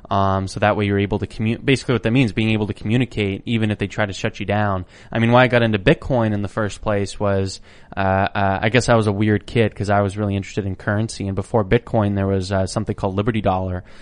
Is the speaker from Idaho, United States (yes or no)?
yes; Idaho, United States; growing up where I grew up, it was, you know, a, an amazing, wonderful place. It was a very beautiful geography. I'm from Idaho